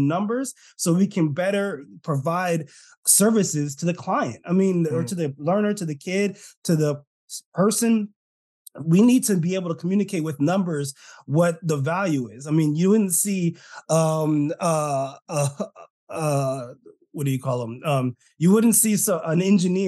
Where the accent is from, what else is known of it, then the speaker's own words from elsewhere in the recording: California, United States; I'm Californian. Apparently, Californians don't say our T's.